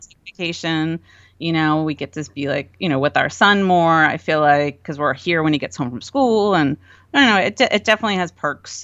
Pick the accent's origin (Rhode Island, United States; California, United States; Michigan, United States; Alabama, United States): Rhode Island, United States; moved away as an adult; also born or lived in Connecticut; we're from Rhode Island